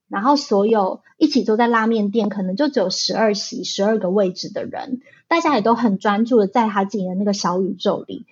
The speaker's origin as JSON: {"language": "Chinese", "region": "Taichung", "country": "Taiwan", "tie": "born or raised there", "moved": "yes", "lives_now": "Taipei, Taiwan", "said": "因为我是台中出生的小孩，所以控肉算是我在台中吃过非常非常多的食物"}